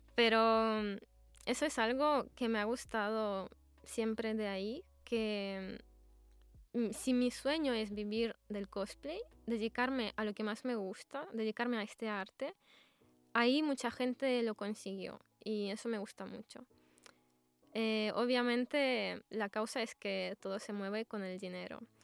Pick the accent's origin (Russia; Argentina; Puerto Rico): Russia; Spanish is a second language; now in Spain; soy de Rusia